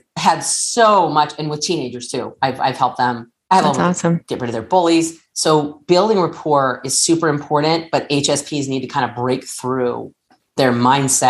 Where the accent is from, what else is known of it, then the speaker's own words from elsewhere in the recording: Southern California, United States; I'm from Southern California